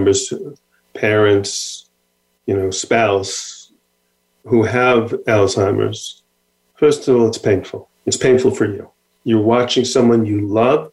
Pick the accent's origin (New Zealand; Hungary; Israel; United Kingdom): Israel; I'm from Israel.